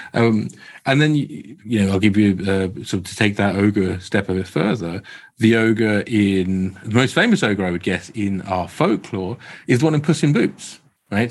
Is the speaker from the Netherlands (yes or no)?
no; Croydon, London, United Kingdom; I can tell by my accent, they grew up in, in sunny Croydon